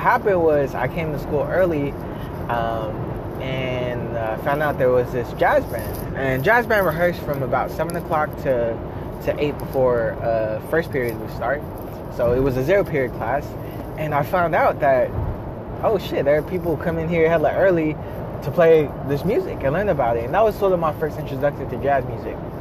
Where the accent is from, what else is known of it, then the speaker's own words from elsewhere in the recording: Pittsburg, California, United States; also born or lived in Philippines; we settled in Pittsburgh, California. And I grew up there and was raised there all my life, up until the point of high school and graduating